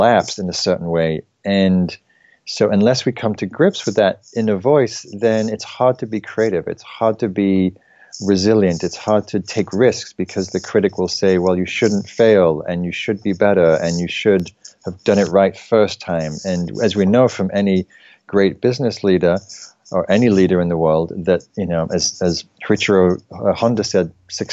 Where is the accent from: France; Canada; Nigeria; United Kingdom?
United Kingdom; England; now in United States; I was brought up in England